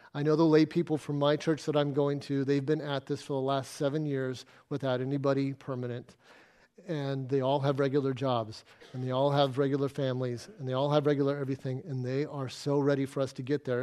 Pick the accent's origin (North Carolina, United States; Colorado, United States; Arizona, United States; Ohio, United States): Arizona, United States; moved away as an adult; now in Exmouth, Australia; I grew up in Arizona in the middle of a desert